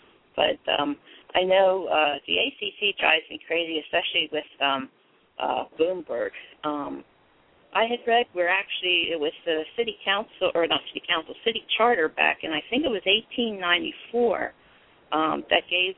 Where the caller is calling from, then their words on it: Pottstown, Pennsylvania, United States; I'm from Pottstown, Pennsylvania. Not too far from Philly.